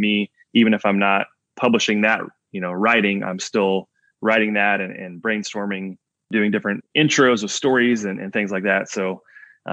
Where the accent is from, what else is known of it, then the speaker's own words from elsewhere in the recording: Indiana, United States; I'm from Indiana, so basketball is everything here.